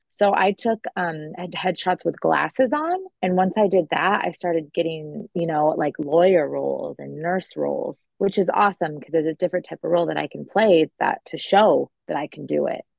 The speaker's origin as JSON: {"language": "English", "town": "Long Beach", "region": "California", "country": "United States", "tie": "born or raised there", "moved": "yes", "lives_now": "Florida, United States", "said": "growing up in California, my aunt had my cousins in movies and TV shows"}